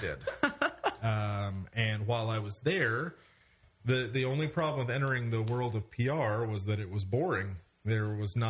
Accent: Edmond, Oklahoma, United States; I grew up in Edmond

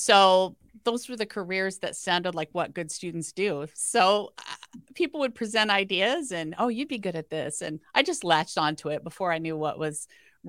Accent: Iowa, United States; my dad was an alcoholic and my parents are farmers and I'm from Iowa.

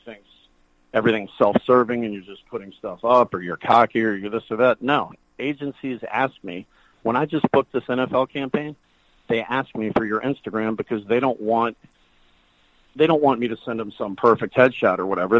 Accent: the South, United States; I'm from the South

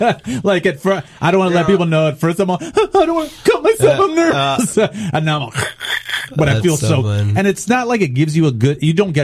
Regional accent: California, United States; I'm from California, born and raised, so I can never picture myself living outside of California.

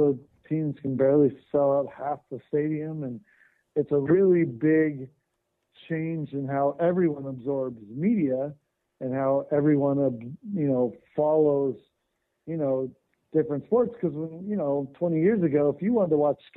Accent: Southern California, United States; I grew up in Southern California.

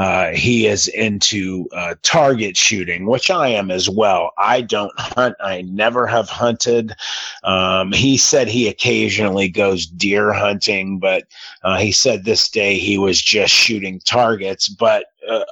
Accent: Youngstown, Ohio, United States; I am from Youngstown, Ohio, which is an hour from either Cleveland, Ohio or Pittsburgh, Pennsylvania.

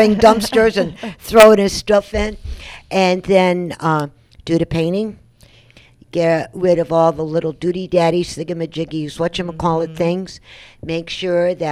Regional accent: New York, United States; I'm a New Yorker

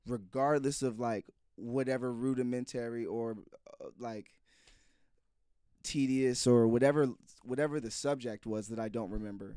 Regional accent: Silver Spring, Maryland, United States; I'm from the Silver Spring, Maryland, D N V area

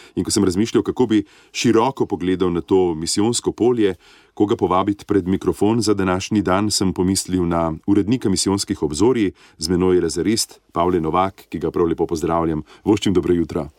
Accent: Slovenia; smo Slovenci zelo ponosni na slovenske misionarke in misionarje

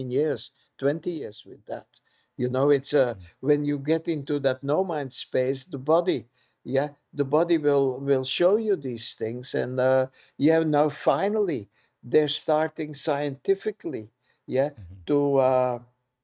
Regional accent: Belgium; moved away; I'm born in Belgium

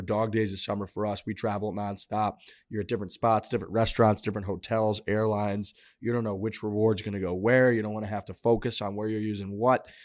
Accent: St. Louis, Missouri, United States; I'm from Saint Louis

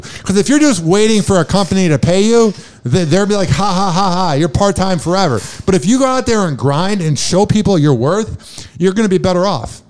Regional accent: Chicago, Illinois, United States; now in Tampa, United States; I'm from Chicago

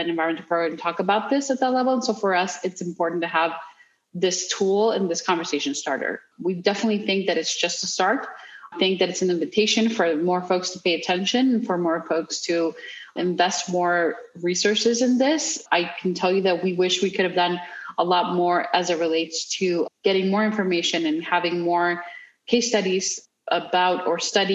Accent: Mexico; I grew up in Mexico

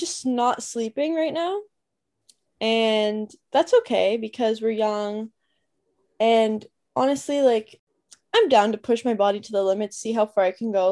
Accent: Toronto, Ontario, Canada

